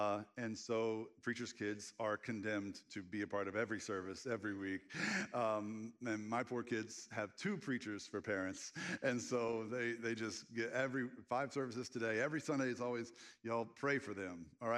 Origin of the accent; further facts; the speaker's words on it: Red Lick, Texas, United States; The closest town was Texarkana. And I grew up in Red Lick.